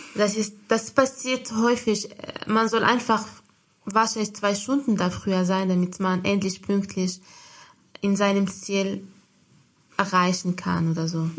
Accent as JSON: {"language": "German", "country": "Morocco", "tie": "born or raised there", "second_language": "German", "moved": "as an adult", "lives_now": "Germany", "said": "in meinem Heimatland, also in marokkanischen, in meiner Muttersprache"}